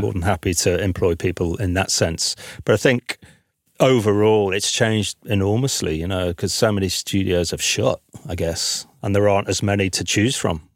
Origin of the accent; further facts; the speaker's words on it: the north of England, United Kingdom; moved away as an adult; now in London, United Kingdom; me being a Northerner